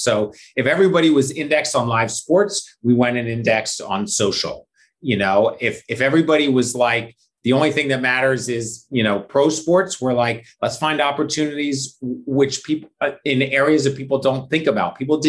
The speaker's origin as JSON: {"language": "English", "town": "Philadelphia", "region": "Pennsylvania", "country": "United States", "tie": "born or raised there", "said": "And I grew up in Philadelphia. Like, you didn't have a choice. You were an Eagles fan, or like your neighbor would beat you up."}